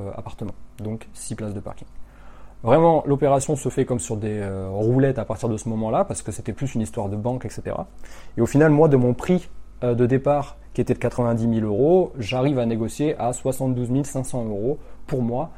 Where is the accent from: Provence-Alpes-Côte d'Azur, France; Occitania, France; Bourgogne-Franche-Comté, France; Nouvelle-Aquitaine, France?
Nouvelle-Aquitaine, France; Limoges; dans la ville de Limoges. c'est là où j'ai grandi.